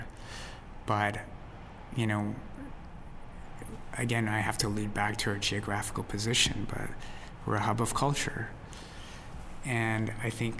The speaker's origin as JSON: {"language": "English", "country": "United States", "said": "we're all American"}